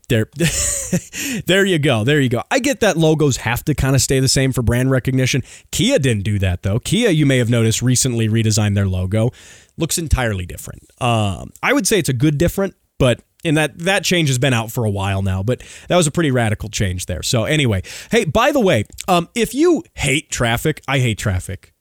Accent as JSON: {"language": "English", "country": "United States", "said": "as an American"}